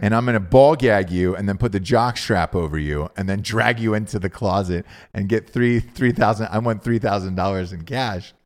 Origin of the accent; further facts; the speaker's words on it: Georgia, United States; I'm from Georgia.